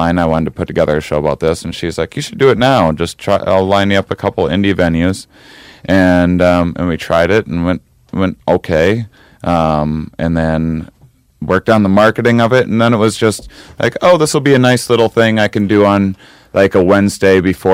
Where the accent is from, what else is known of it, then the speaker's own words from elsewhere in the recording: Wisconsin, United States; moved away; I'm from Wisconsin originally